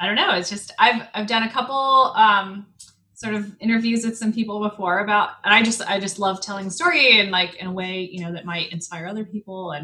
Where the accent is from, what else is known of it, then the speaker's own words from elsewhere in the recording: Spokane, Washington, United States; also born or lived in Michigan; I grew up in Spokane, big Catholic family, went to Gonzaga